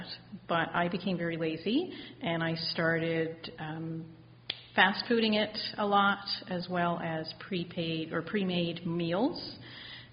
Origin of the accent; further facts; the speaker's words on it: outside of Halifax, Nova Scotia, Canada; Just outside of Halifax. So it was a great outdoor living kind of lifestyle.